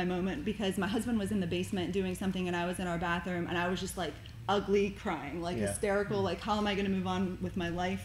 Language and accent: English; Pennsylvania, United States; moved away as an adult; also born or lived in Cincinnati, Ohio; now in Fort Thomas, United States; I am from Pittsburgh, Pennsylvania. So I'm actually from a small town about 20 miles south. I grew up there my whole life